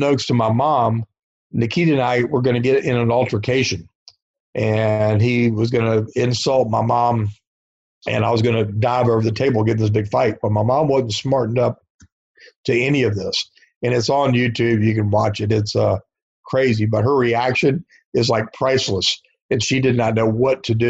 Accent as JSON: {"language": "English", "town": "Norfolk", "region": "Virginia", "country": "United States", "tie": "born or raised there", "said": "my hometown of Norfolk, Virginia"}